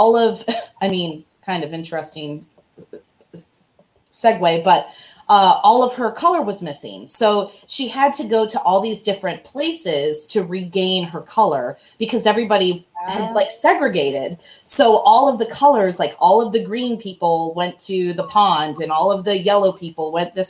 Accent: Gatlinburg, Tennessee, United States; also born or lived in Illinois; I was born in Illinois, and when I moved to Tennessee, I was this outsider

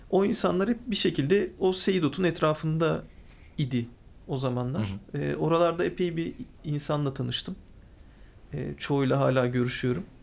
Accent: İzmir, Turkey

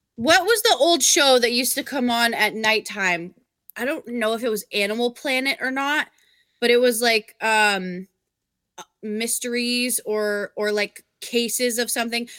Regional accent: Vermont, United States; when I grew up in Vermont

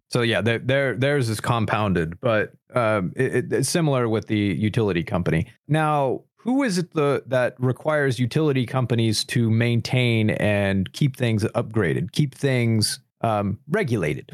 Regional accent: United States; as an American

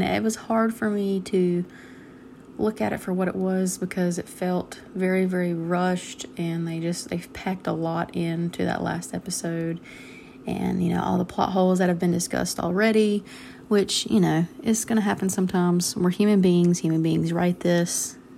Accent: North Carolina, United States; I am from North Carolina.

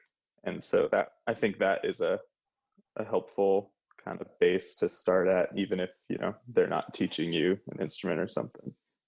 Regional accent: Michigan, United States; also born or lived in San Antonio, Texas; So I actually wasn't born in Michigan. I was born in San Antonio, actually.

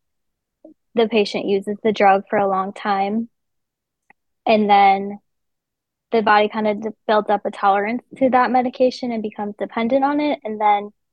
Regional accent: West Fargo, North Dakota, United States; I'm from West Fargo

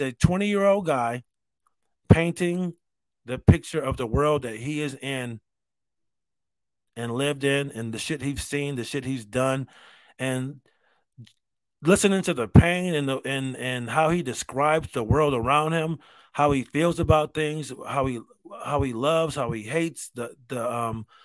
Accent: Rochester, United States; growing up in Rochester.

